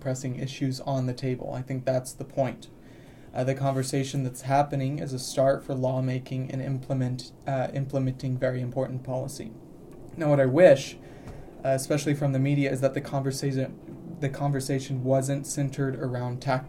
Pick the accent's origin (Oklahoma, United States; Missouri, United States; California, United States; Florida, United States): Oklahoma, United States; I'm from Oklahoma